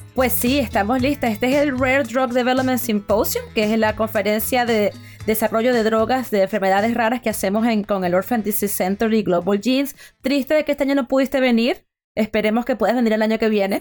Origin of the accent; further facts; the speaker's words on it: Venezuela; yo soy venezolana